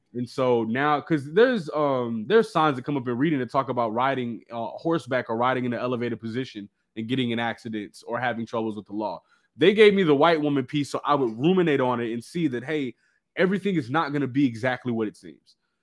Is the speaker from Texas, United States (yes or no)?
yes; Dallas, Texas, United States; I'm from Dallas, man.